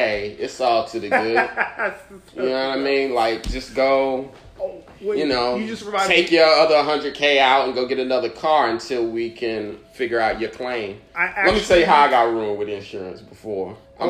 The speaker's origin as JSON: {"language": "English", "town": "Indianapolis", "region": "Indiana", "country": "United States", "moved": "yes", "lives_now": "New York City, United States", "said": "I know I'm not from New York. I'm from Indianapolis"}